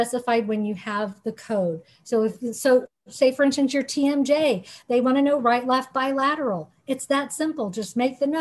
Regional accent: Hawaii, United States; I'm from Hawaii, I'm Hawaiian Japanese

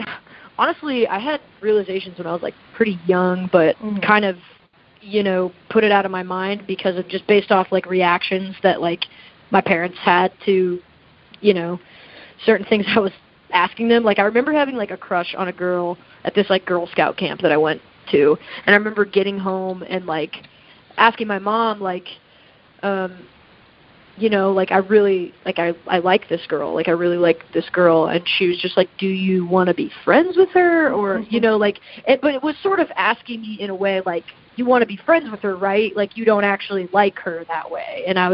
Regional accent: the South, United States; Like I grew up in the South and like, you know, like didn't feel comfortable with myself

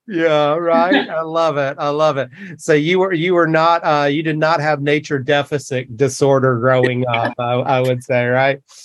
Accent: North Carolina, United States; also born or lived in Jackson, Wyoming; now in San Luis Obispo, United States; growing up in North Carolina, I didn't I didn't get into snow sports until I moved to to Jackson, Wyoming

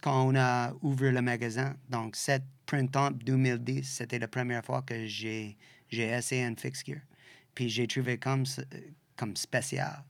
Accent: Western Canada, Canada; French is a second language; also born or lived in Australia; now in Quebec, Canada; Je viens de l'Ouest, comme, puis toutes les années de séparation, puis tout ça, on est comme de l'Ouest

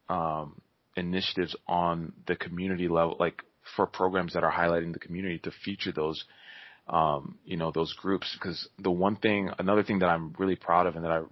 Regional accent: New York, United States; born there; I was born in New York, and I mean they knew I was black, but they didn't know I was born in New York

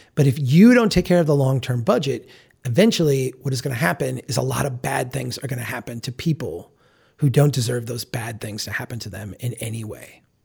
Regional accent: Minnesota, United States; I'm from Minnesota.

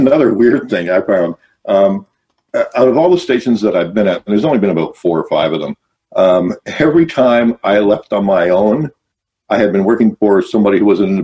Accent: Welland, Ontario, Canada; I was born and raised in Welland

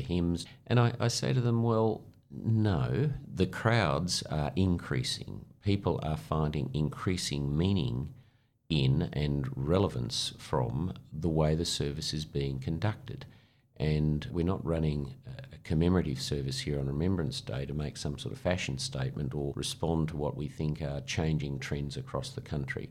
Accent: Australia; we're Australians.

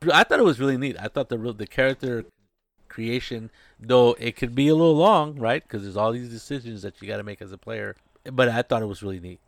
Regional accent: United States; in a mall in my hometown, Las Salinas

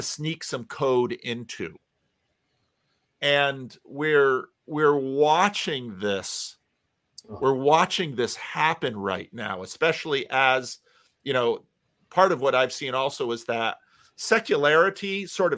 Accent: East Coast, United States; also born or lived in Paterson, New Jersey; now in West Coast, United States; growing up in the East Coast, living on the West Coast

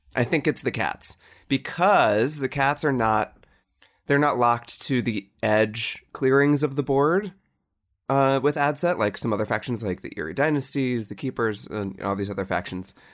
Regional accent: Cincinnati, Ohio, United States; in Cincinnati, my hometown

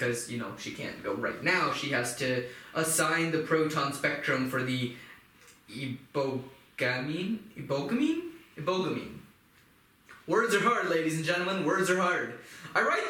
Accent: Louisville, Kentucky, United States; I grew up in Louisville, Kentucky

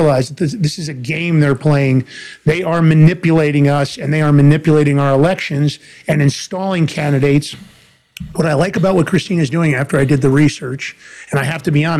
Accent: New York City, New York, United States; also born or lived in New Jersey; I'm originally from Fordham Road in the Bronx in New York

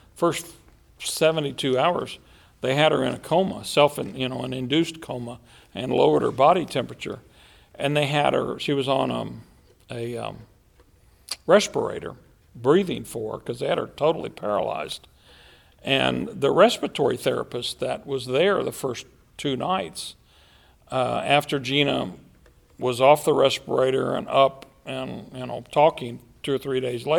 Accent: United States; I'm an American

